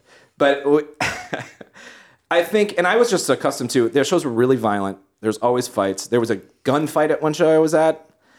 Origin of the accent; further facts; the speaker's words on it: Cheshire, Connecticut, United States; Yeah. That's my hometown.